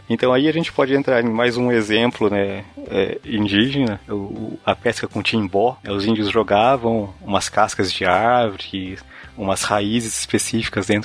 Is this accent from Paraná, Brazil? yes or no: yes; Paraná, Brazil; eu sou do Paraná, tá?